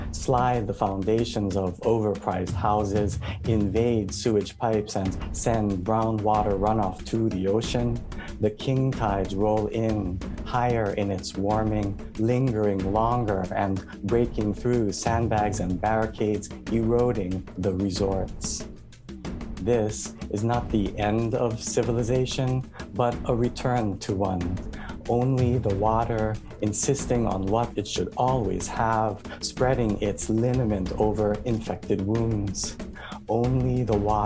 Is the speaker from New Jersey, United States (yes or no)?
no; Hawaii, United States; I grew up in Hawaii